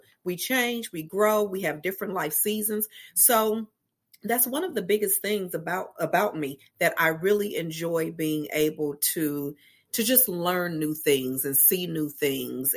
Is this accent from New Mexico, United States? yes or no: no; Los Angeles, California, United States; I am from Los Angeles, California, born and raised, still there today, hanging out in sunny LA.